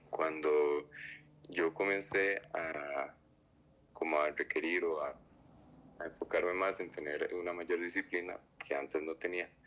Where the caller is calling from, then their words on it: Costa Rica; soy de Costa Rica.